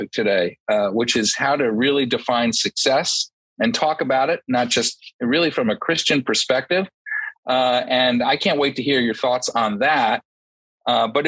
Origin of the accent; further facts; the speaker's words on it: Morristown, New Jersey, United States; Morristown, New Jersey, where I'm from.